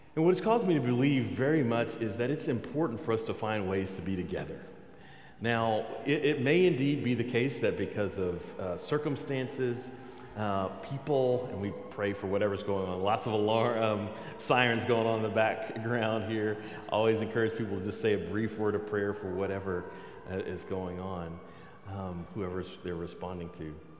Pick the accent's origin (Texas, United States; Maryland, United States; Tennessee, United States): Texas, United States; I'm from Texas